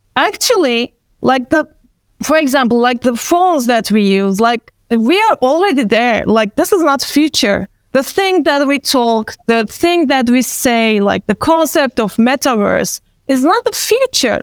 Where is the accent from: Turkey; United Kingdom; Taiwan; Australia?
Turkey; Istanbul; first language Turkish; English is a second language; I'm from Istanbul